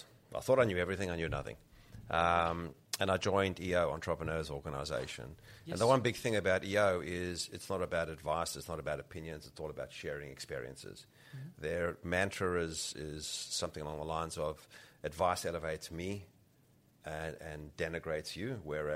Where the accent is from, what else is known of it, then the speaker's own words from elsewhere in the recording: South Africa; moved away; also born or lived in Rhodesia; I grew up in South Africa. I was born in Rhodesia